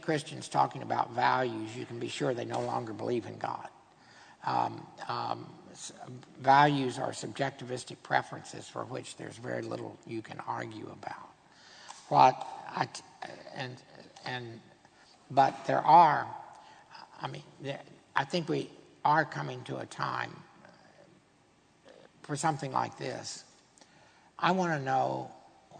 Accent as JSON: {"language": "English", "region": "Texas", "country": "United States", "said": "I'm a Texan"}